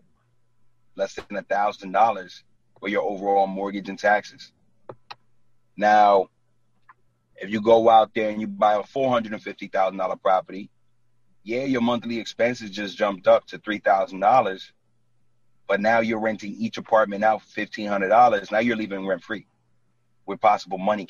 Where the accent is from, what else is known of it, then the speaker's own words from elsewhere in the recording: New York City, New York, United States; moved away as an adult; now in New Jersey, United States; I was born and raised in Brooklyn. Like, and I live in Jersey for the last 9 years